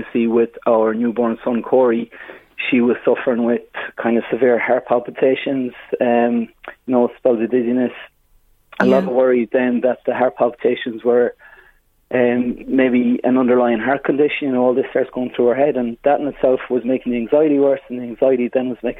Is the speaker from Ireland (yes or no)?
yes; Mayo, Connacht, Ireland; moved away; I'm from Mayo originally